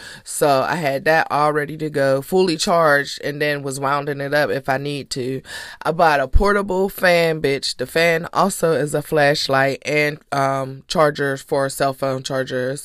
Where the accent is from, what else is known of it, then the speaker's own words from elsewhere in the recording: Pittsburgh, Pennsylvania, United States; now in Tampa, United States; my hometown in Pittsburgh, Pennsylvania